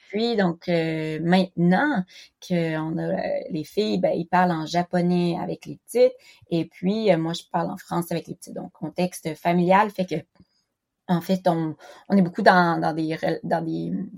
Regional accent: Quebec, Canada; first language French; moved away as an adult; also born or lived in Philippines / Toulouse, France; now in Japan; j'ai grandi au Québec

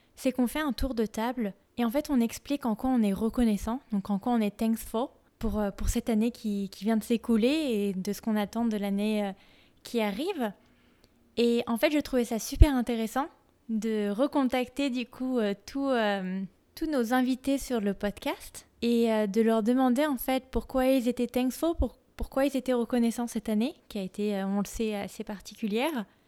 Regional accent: France; now in United States; en tant que Française vivant aux États-Unis

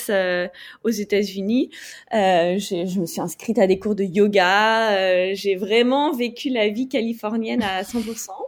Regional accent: France; moved away as an adult; also born or lived in United States / Algeria; now in Bangkok, Thailand; j'habite à Bangkok depuis quelques mois maintenant et je suis française euh, d'origine mais expatriée depuis une dizaine d'années

